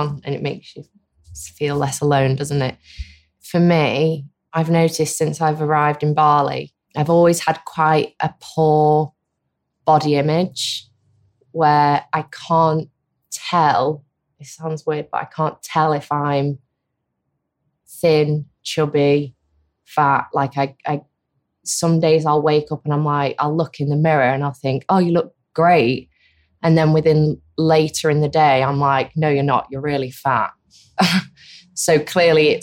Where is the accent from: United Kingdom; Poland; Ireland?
United Kingdom; Manchester, North West England; I'm from Manchester